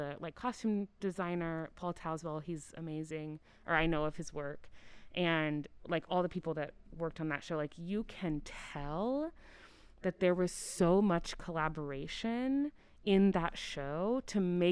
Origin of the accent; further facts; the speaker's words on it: Oklahoma City, Oklahoma, United States; I grew up in Oklahoma, in Oklahoma City.